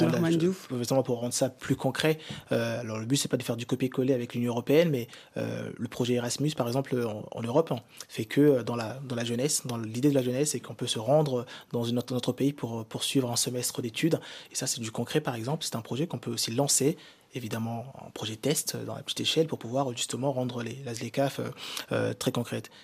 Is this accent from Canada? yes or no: no; Kinshasa, DR Congo; Je suis d'origine congolaise, je suis né à Kinshasa